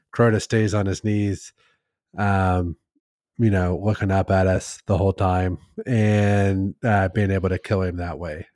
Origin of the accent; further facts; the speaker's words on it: Midwest, United States; I'm from the Midwest